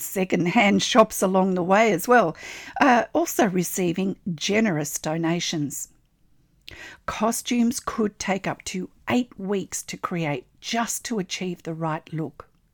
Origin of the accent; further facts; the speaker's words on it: Australia; I'm an Australian textile artist